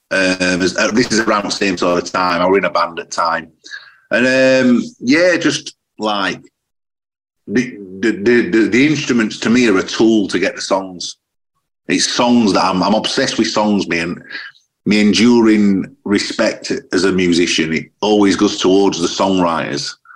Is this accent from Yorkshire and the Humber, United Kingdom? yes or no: yes; Sheffield, Yorkshire and the Humber, United Kingdom; I don't know if it's because I'm from Sheffield, but I'm always drawn to those cities.